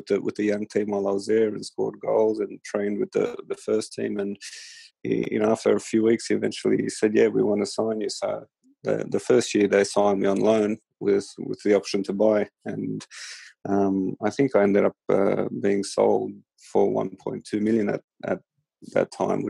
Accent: Sydney, New South Wales, Australia; You know, it was the Sydney Olympics, my hometown.

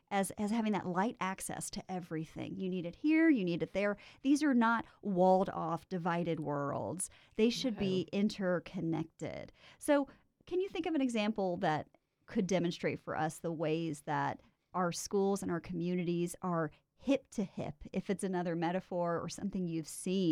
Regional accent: the South, United States; accent: Southern; My Southern accent that I never have just came out there.

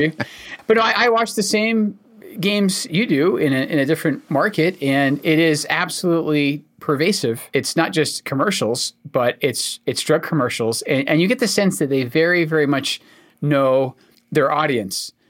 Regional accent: Scotland, United Kingdom; accent: Scottish; now in United States; I'm actually Scottish. I'm not from America

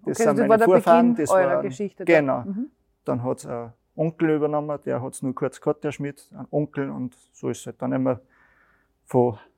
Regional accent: Schlierbach, Upper Austria, Austria; auch bei uns in Schlierbach, die haben wir auch

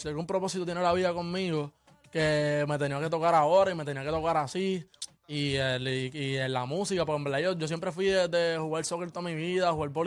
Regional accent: Caguas, Puerto Rico; Tengo 18 años, soy de Cagua, soy de PR.

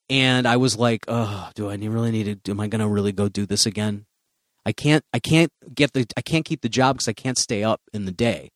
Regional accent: Chicago, Illinois, United States; moved away; also born or lived in Central Florida; I'm from Chicago

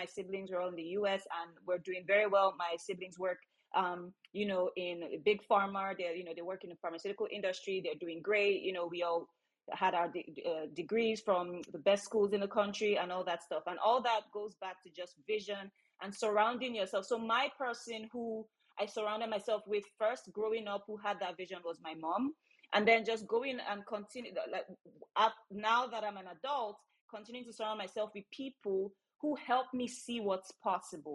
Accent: Nigeria; I come from Nigeria

